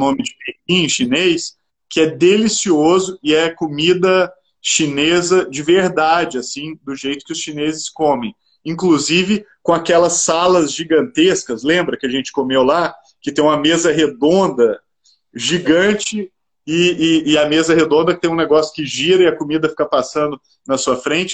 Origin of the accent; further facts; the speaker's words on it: Minas Gerais, Brazil; Eu sou mineiro